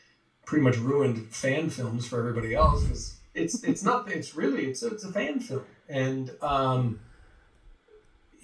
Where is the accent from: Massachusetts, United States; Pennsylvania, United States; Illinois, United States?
Massachusetts, United States; also born or lived in Connecticut / Rhode Island; now in Los Angeles, United States; went to Massachusetts